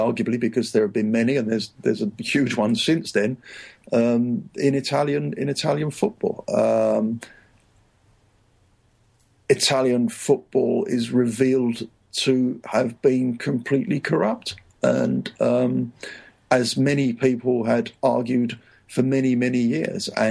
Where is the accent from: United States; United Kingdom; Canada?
United Kingdom; England; moved away as an adult; also born or lived in Rome, Italy; I'm English